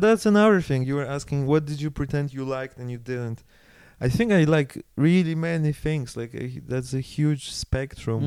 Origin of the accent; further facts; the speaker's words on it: Karpacz, Lower Silesian Voivodeship, Poland; moved away as an adult; also born or lived in Germany; now in Switzerland; I organized it all in Karpacz in my hometown.